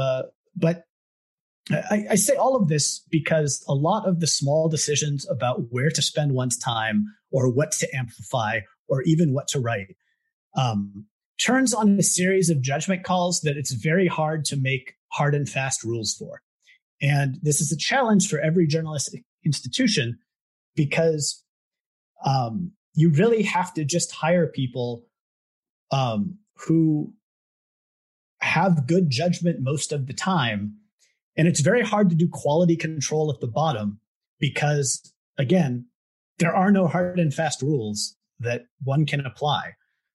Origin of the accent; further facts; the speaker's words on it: Southern California, United States; I grew up in Southern California.